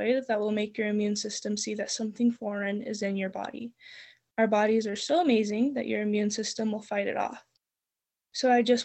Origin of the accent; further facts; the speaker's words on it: Espanola, New Mexico, United States; I am from Espanola, New Mexico, and I am 17 and will be going into my senior year at Espanola Valley High